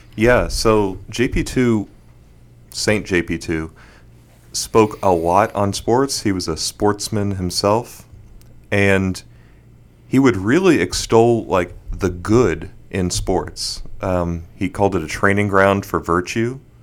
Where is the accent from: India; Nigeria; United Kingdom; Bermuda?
Bermuda; moved away; also born or lived in Houston; I was born in Houston and moved to Bermuda when I was six